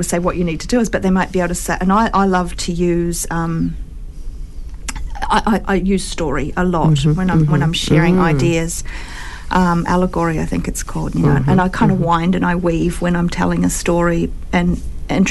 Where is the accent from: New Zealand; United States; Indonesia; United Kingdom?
New Zealand; Christchurch, Canterbury; moved away as an adult; also born or lived in Australia; now in Christchurch, New Zealand; I grew up here in Christchurch